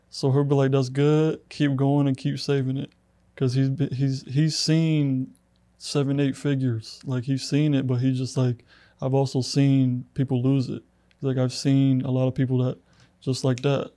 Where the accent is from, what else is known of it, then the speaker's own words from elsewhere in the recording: Clermont, Florida, United States; moved away as an adult; now in LaGrange, United States; I'm originally from Orlando, Florida, a little town called Claremont